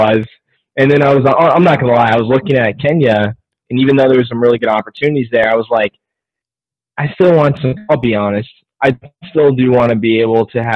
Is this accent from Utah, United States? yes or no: no; Arizona, United States; growing up in America, in Arizona